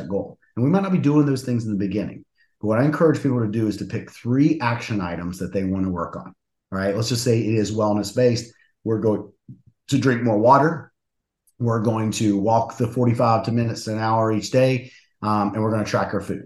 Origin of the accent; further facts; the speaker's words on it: West Virginia, United States; moved away; I'm from West Virginia originally.